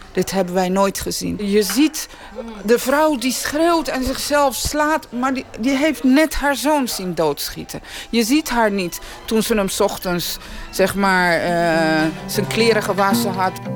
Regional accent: Netherlands

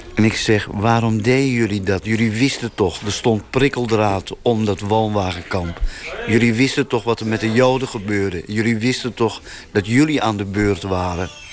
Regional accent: North Brabant, Netherlands; Uit een woonwagenkamp in Brabant, waar ik geboren ben in 1942.

